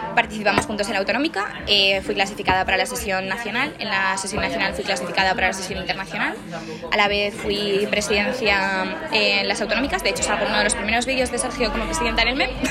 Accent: Zaragoza, Aragon, Spain; moved away as an adult; also born or lived in Logroño / Castellón / Huesca; now in Manchester, United Kingdom; nací en Zaragoza, eh, viví durante dos años en Logroño, luego estudié en Zaragoza, en Montessori, de hecho. Me mudé a Castellón cuando tenía ocho años, viví cuatro años ahí

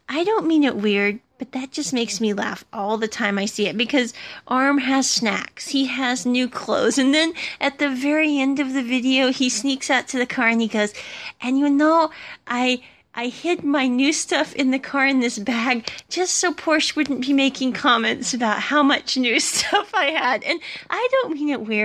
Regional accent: United States; I'm an American and I come from America

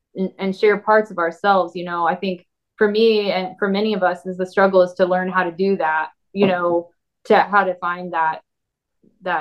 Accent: Tulsa, Oklahoma, United States; also born or lived in Nashville; my hometown, and which was Tulsa

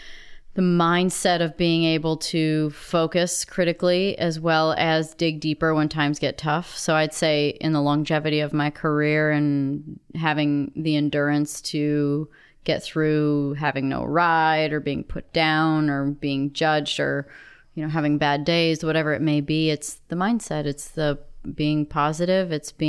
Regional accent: South Beloit, Illinois, United States; Northern Illinois, right on the border of Wisconsin. Actually, I was born in Beloit, Wisconsin, but we lived in South Beloit, Illinois. So we were right on the state line.

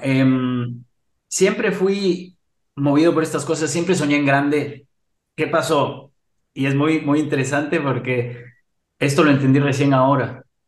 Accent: Ecuador; moved away as an adult; yo viví en Ecuador, soy ecuatoriano, nací en Ecuador, viví 25 años en Ecuador

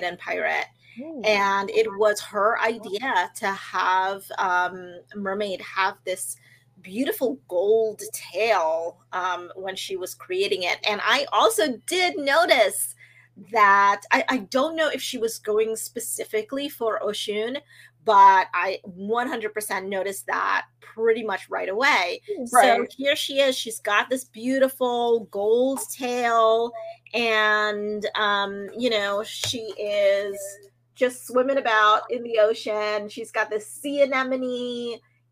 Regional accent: Trinidad & Tobago; growing up in Trinidad in the Caribbean

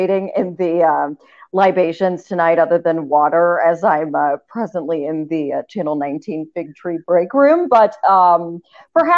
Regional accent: Appalachia, United States; moved away as an adult; also born or lived in Southeast United States; now in Cleveland, United States; I'm from Appalachia.

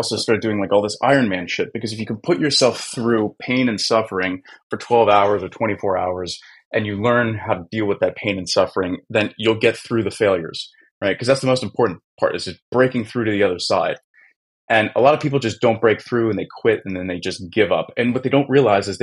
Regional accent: Philadelphia, Pennsylvania, United States; now in Warsaw, Poland; I'm from Philly

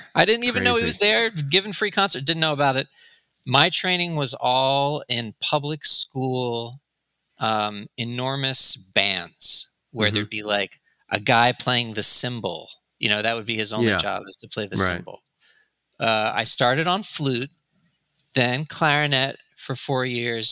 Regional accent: Philadelphia, Pennsylvania, United States; now in Washington, D.C., United States; I am from Philadelphia.

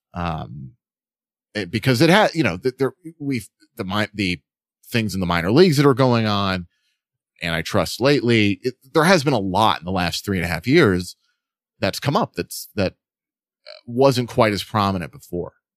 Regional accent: New York, United States; also born or lived in Boston; I'm from New York, but, you know, I was in Boston

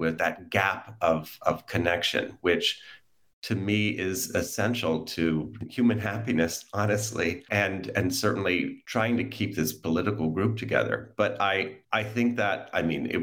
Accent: United States; I'm an American

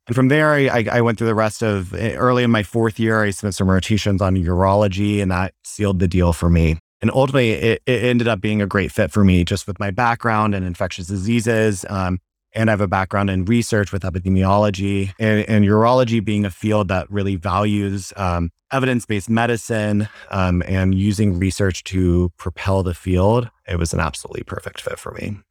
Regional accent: Asheville, North Carolina, United States; moved away as an adult; also born or lived in Boston; now in Dallas, United States; I, uh, originally am from Asheville, North Carolina

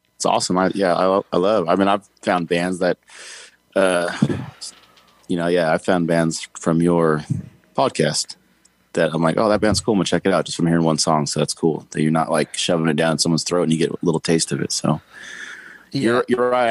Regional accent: Tehachapi, California, United States; also born or lived in Sacramento / Bakersfield; I grew up, born and raised in Tehachapi. Um, lived there until I was about 19

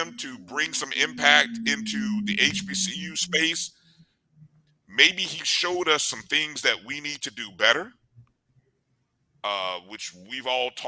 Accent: Indiana, United States; I grew up in Indiana

